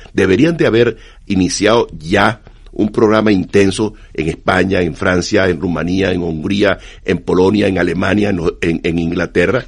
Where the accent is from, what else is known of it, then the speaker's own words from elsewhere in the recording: Venezuela; Yo soy venezolano. En Venezuela